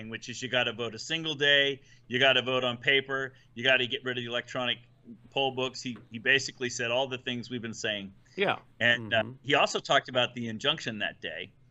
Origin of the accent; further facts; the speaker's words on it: Ohio, United States; I'm from Ohio